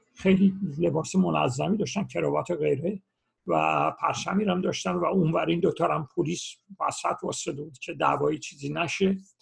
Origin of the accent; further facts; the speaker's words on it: Iran; moved away as an adult; now in Los Angeles, United States; اون سالهای چهل من دوران دبیرستانم کاملا با شرایط روز ایران آشنا بودم